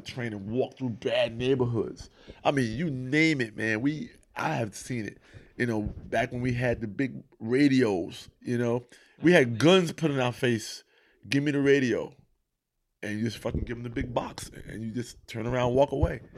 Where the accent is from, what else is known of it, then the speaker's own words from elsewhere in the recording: Mount Vernon, New York, United States; Not only was I from Mount Vernon, I'm from New York